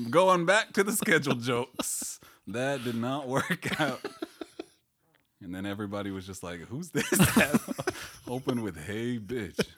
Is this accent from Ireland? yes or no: no; Colorado, United States; Again, I'm from Colorado. I would have nothing to say.